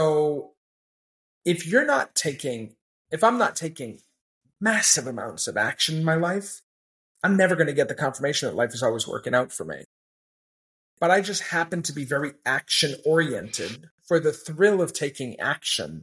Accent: Maine, United States; I had an odd upbringing where I grew up in Maine

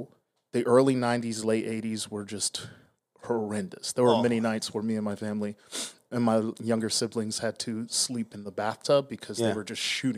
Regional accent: Milwaukee, Wisconsin, United States; moved away as an adult; also born or lived in Pasadena, California / Riverside, California; now in Las Vegas, United States; I am originally from Milwaukee, Wisconsin.

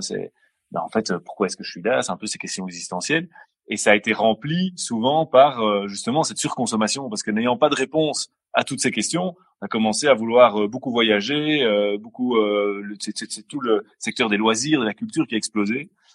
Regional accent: Brussels, Brussels-Capital Region, Belgium; bruxellois depuis toujours, toujours.

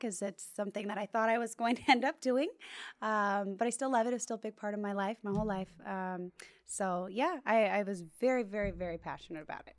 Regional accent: Bishop, California, United States; now in Orange County, United States; I'm not from Orange County. I'm from Bishop, California

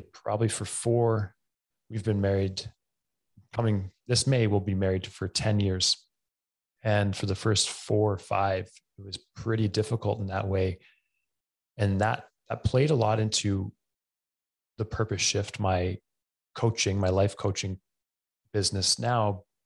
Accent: Camrose, Alberta, Canada; also born or lived in Edmonton; Camrose, which is my hometown I grew up

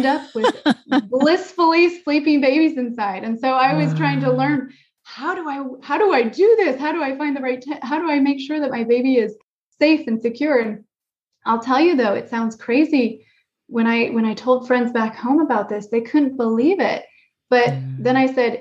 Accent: Santa Cruz Mountains, California, United States; moved away as an adult; also born or lived in Japan; now in Denmark; I grew up in the Santa Cruz Mountains

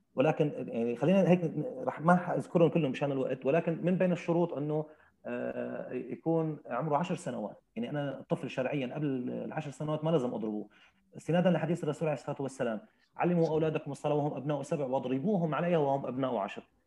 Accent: Syria; accent: Syrian; بلهجتنا السوريه

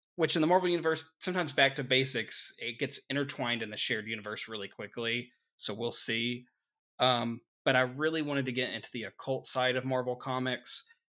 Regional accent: Arkansas, United States; we're from Arkansas

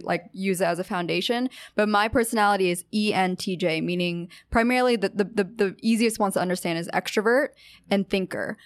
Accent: Pennsylvania, United States; moved away as an adult; also born or lived in Orange County, California / Los Angeles, California; now in New York, United States; I'm from Pennsylvania, the East Coast

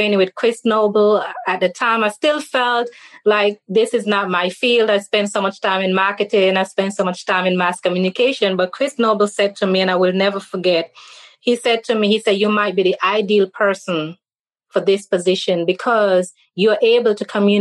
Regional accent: St. Kitts & Nevis; moved away as an adult; now in Jackson, United States; I'm from the Caribbean island of St. Kitts and Nevis

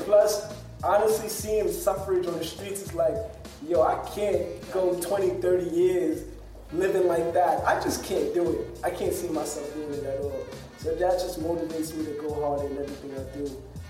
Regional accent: New York City, New York, United States; we come from New York City, man.

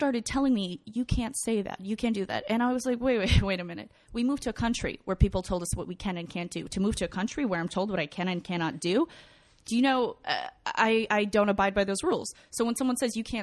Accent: Kyiv, Ukraine; moved away; I was born in Ukraine.

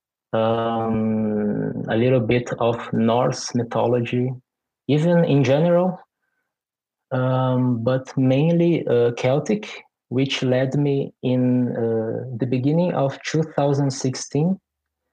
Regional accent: Brazil; also born or lived in Porto Alegre, Brazil; I am from Brazil. I live in Porto Alegre, which is the capital of Rio Grande do Sul, a state which is in the southernmost part of my country.

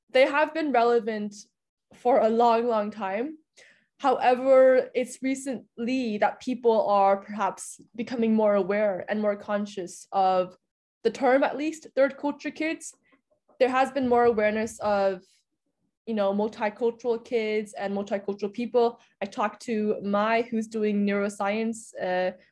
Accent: Budapest, Hungary; now in Vienna, Austria; I was born and raised in Budapest, Hungary, but my parents are from mainland China. And then I attended American International School for the majority of my time. And now I'm in Vienna.

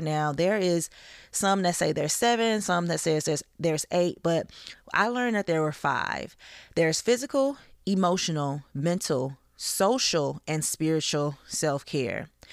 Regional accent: the South, United States; I'm from the South

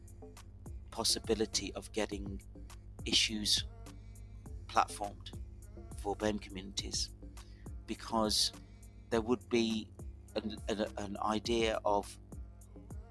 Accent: the Midlands, England, United Kingdom; where I grew up in the Midlands, everybody just voted Labour

